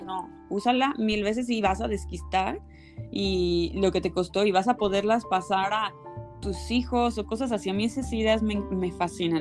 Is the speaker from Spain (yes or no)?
no; State of Mexico, Mexico; yo nací en la Ciudad de México, bueno, en el Estado de México exactamente